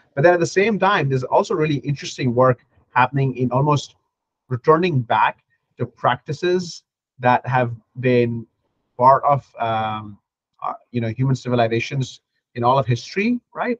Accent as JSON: {"language": "English", "country": "Pakistan", "moved": "yes", "said": "my home country"}